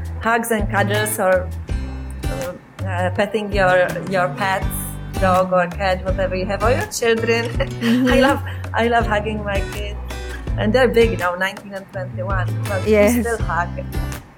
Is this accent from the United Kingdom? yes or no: no; South Bohemian Region, Czechia; moved away; I grew up in South Bohemia